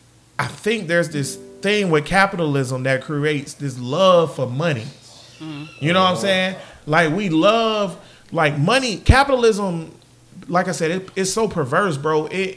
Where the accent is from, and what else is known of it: United States